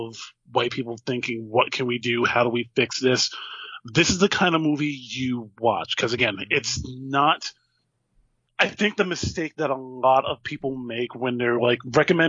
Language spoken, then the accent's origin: English; New Jersey, United States; I grew up in Jersey